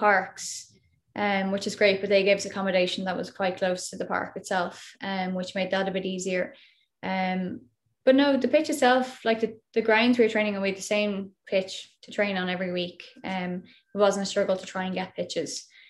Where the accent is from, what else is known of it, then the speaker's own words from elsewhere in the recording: Dublin, Leinster, Ireland; I'm from Slorgan, Dublin.